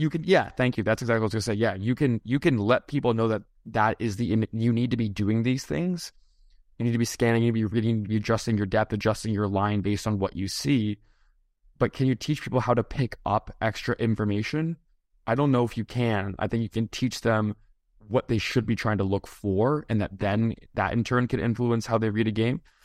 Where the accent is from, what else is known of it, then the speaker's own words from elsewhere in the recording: hometown with Dave Andreychuk Arena, Ontario, Canada; my hometown